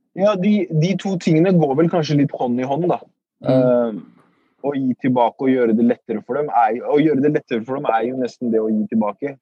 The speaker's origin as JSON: {"language": "Norwegian", "region": "Oslo", "country": "Norway", "tie": "born or raised there", "also_born_or_lived": "Iraq", "said": "Så jeg er oppvokst i Groruddalen. På Furuset"}